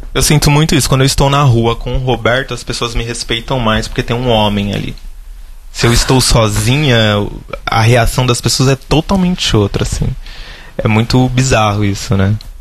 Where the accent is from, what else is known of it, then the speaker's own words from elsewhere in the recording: Guarulhos, São Paulo, Brazil; cresci lá no Continental 3, em Guarulhos